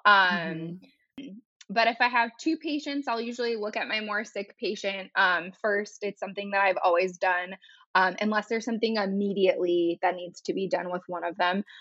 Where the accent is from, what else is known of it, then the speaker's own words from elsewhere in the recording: California, United States; moved away as an adult; also born or lived in North Carolina; now in Raleigh, United States; I'm actually originally from California